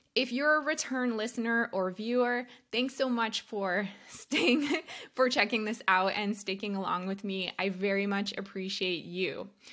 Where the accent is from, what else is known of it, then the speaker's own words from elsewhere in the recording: New Jersey, United States; We're both from New Jersey